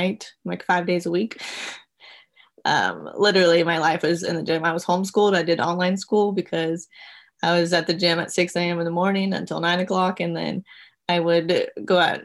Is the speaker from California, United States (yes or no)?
yes; Riverside, California, United States; now in Los Angeles, United States; I was born and raised in Riverside, California